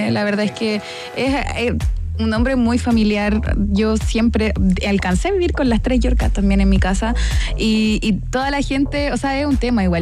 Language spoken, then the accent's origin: Spanish; Chile; una identidad que representara también como lo chileno. Entonces decíamos, en realidad no, nosotros no decimos vamos a, la, vamos a casa, decimos vamos a la casa.